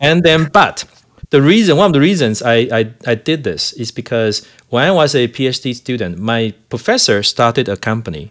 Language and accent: English; Taiwan; now in Calgary, Canada; I'm from Taiwan